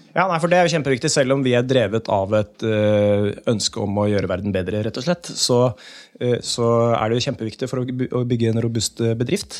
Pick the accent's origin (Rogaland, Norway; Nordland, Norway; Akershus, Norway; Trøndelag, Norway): Akershus, Norway; Asker; also born or lived in Gamle Oslo, Oslo; now in Oslo, Norway; Aske kommune, for det er der jeg er fra